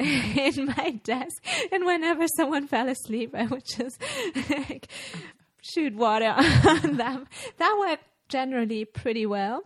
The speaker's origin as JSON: {"language": "English", "country": "Germany", "second_language": "English", "moved": "yes", "lives_now": "Austria", "said": "I'm originally from Germany"}